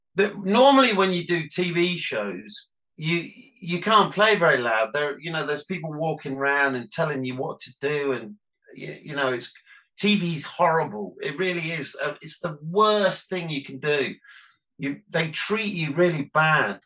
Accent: Nottingham, East Midlands, United Kingdom; because we're from Nottingham, we used to go and play in Leicester at the Charlotte a lot

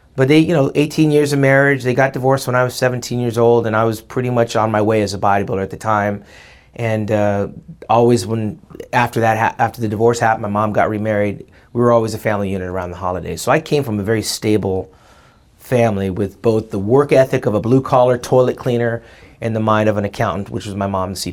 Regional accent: Orange County, California, United States; I come from Lily White, Orange County.

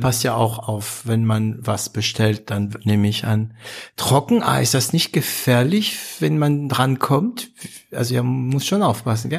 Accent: France; als Franzose

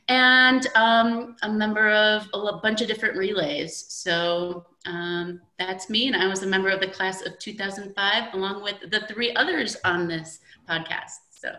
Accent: Midwest, United States; we're basically all from the Midwest, most of us, I would say.

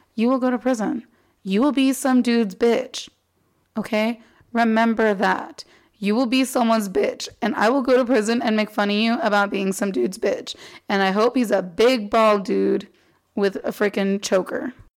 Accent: Arizona, United States; also born or lived in Texas; My parents moved us to Arizona, right, like when I was one or two or something like that but Arizona is where I've spent the last 27 years

